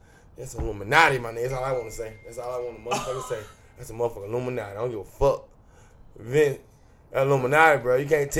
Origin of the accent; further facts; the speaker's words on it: Memphis, Tennessee, United States; I'm from Memphis, man.